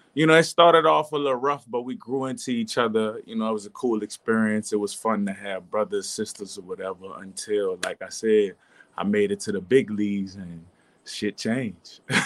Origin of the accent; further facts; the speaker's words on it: New Orleans, Louisiana, United States; I'm from New Orleans